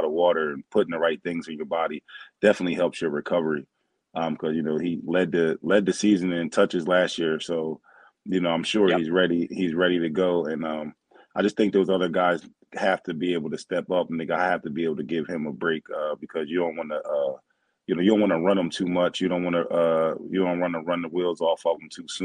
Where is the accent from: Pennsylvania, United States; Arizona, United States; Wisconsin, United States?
Pennsylvania, United States; Philadelphia; also born or lived in New Jersey; I grew up, and I'm from New Jersey, but I grew up in the Philadelphia area